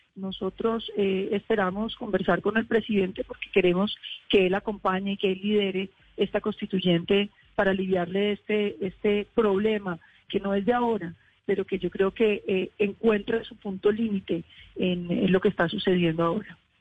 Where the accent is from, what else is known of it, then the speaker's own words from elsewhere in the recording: Colombia; nosotros eh, como colombianos